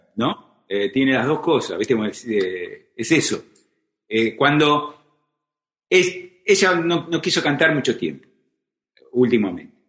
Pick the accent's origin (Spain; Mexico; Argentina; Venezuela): Argentina; Isidro Casanova, Buenos Aires Province; also born or lived in Hurlingham; Yo soy del oeste, sí. Nací en Hurlingham, cuando Urlingam era morón, no era un partido, no se había independizado. Y muy, a los nueve años me mudé a, a Isidro Casanova. Y bueno, esa es, digamos, mi patria, mi patria de infancia es, es Isidro Casanova